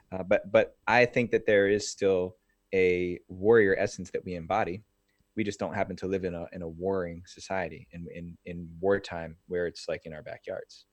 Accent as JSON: {"language": "English", "region": "New Jersey", "country": "United States", "tie": "born or raised there", "said": "I grew up in New Jersey"}